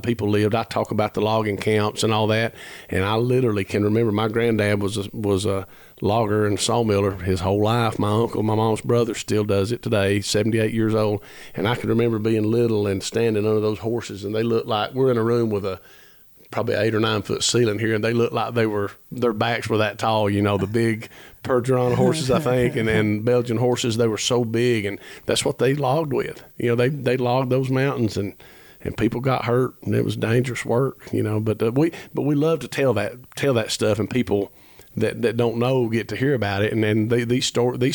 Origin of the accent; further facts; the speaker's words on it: Ellijay, Georgia, United States; I was raised in Ellijay, Georgia, and which is literally the foot of the Appalachian Trail